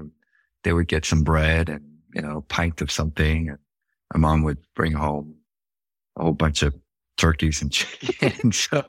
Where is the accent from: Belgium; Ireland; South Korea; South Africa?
South Korea; it didn't matter if I said, yeah, I guess I'm from Korea.